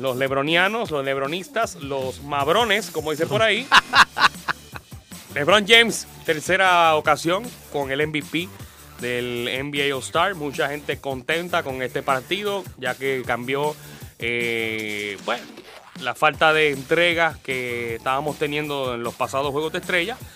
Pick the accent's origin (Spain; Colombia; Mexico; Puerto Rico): Puerto Rico; nosotros como puertorriqueños